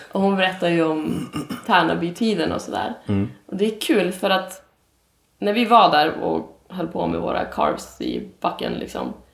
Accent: Umeå, Västerbotten County, Sweden; jag kommer ju från Umeå. Där jag växte upp

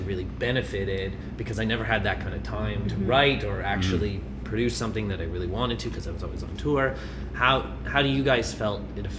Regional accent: Toronto, Ontario, Canada; I grew up, born, raised in Toronto.

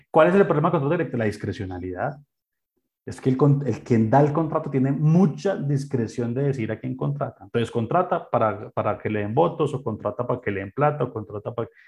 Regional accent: Colombia; como colombiano

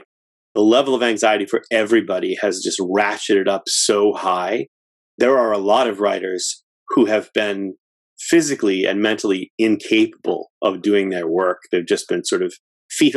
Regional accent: Framingham, Massachusetts, United States; I'm in Massachusetts, born and raised, and lived here for all but 3 years of my life. I grew up in Framingham, Massachusetts

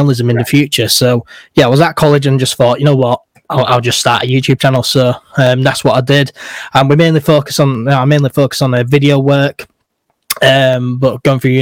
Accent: Leeds, Yorkshire and the Humber, United Kingdom; I'm from Leeds

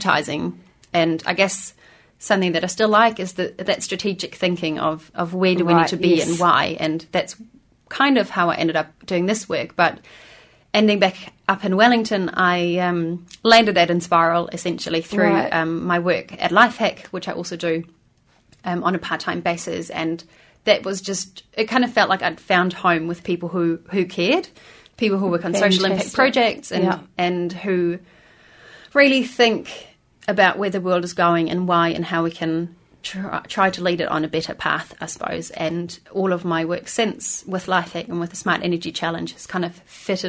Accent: Berlin, Germany; now in New Zealand; But I'm from Berlin originally

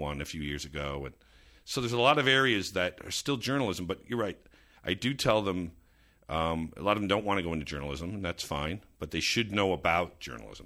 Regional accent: suburban New Jersey, United States; growing up in suburban New Jersey

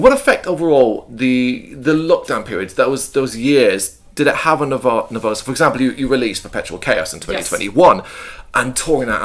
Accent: Ireland; moved away as an adult; now in London, United Kingdom; I'm not English, I'm Irish, but I am a Londoner. I've lived and worked here most of my adult life.

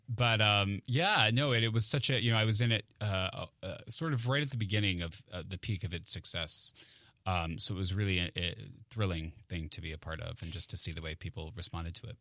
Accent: Maine, United States; moved away as an adult; now in New York, United States; I grew up in Maine

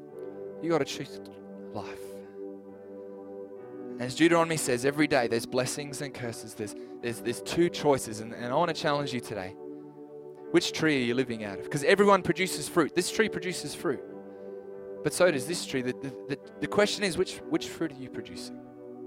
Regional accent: New Zealand; also born or lived in Adelaide, Australia; now in Clare Valley, Australia; I'm a New Zealand citizen. I'm from New Zealand

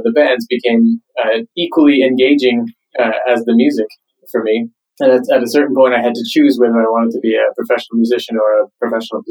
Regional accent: Canada; moved away as an adult; now in Stockholm, Sweden; Originally, I am from Canada. I live in Stockholm, Sweden now, but I'm sort of born and raised in Canada.

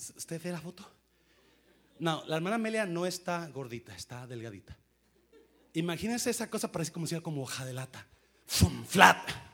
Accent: Nayarit, Mexico; moved away; donde yo crecí, no soy de ahí, pero crecí en Nayarit

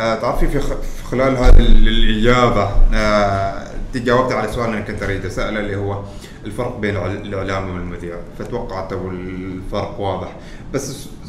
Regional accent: Oman; نحن ترى عمانيين بس سافرنا برا

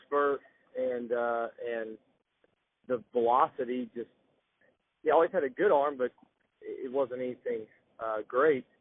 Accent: Athens, Georgia, United States; growing up in Athens

